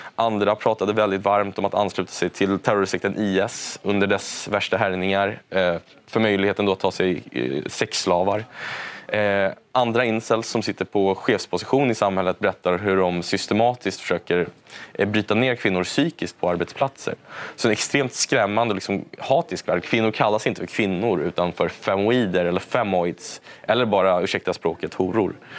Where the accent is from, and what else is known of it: Stockholm, Stockholm County, Sweden; born or raised there